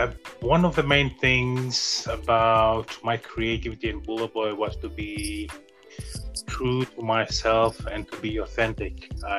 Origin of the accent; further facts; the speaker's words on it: Lakemba, Eastern Division, Fiji; now in California, United States; Fiji Islander. I'm from the island of Lakemba, from the village of Tubo. Came here 3 years ago on a 3 weeks holiday. Plans have changed, and I've been here ever since, enjoying California.